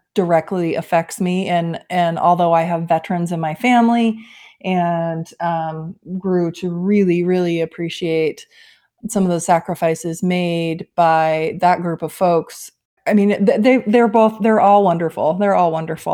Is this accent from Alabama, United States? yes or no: no; Bozeman, Montana, United States; moved away as an adult; I grew up in Bozeman, Montana, and, uh, left for college, jumped around